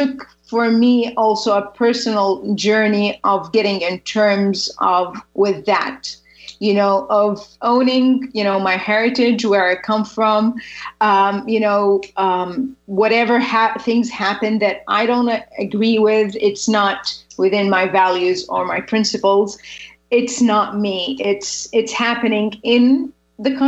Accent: Saudi Arabia; I'm from Saudi Arabia.

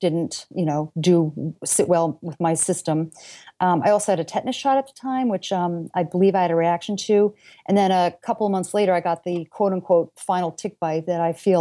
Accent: New York, United States; I grew up in New York State near the border of Connecticut

